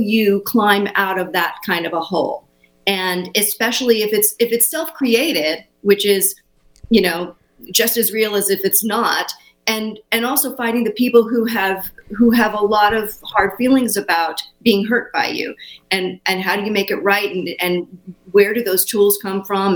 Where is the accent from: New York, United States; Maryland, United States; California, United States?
California, United States; Los Angeles; Ivy and I were both born and raised in Los Angeles.